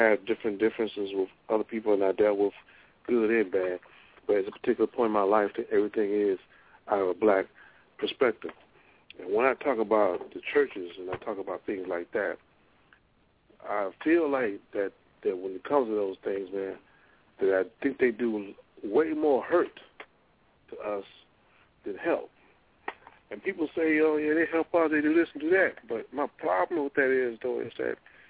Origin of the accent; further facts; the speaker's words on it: Monroe, Louisiana, United States; moved away; I come from Monroe, Louisiana, and my mom, she goes to church on a regular basis